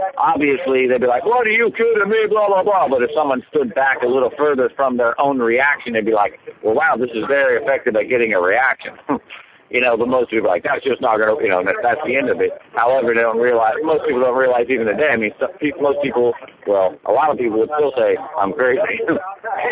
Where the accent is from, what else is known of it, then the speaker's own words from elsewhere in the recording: Cincinnati, Ohio, United States; moved away as an adult; also born or lived in New York City; my hometown of Cincinnati